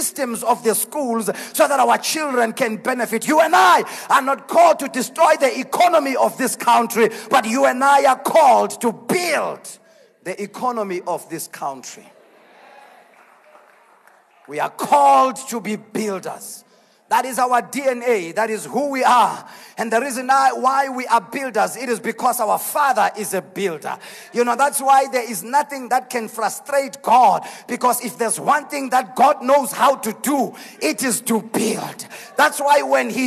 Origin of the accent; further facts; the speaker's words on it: Mpumalanga, South Africa; I am from Mpumalanga.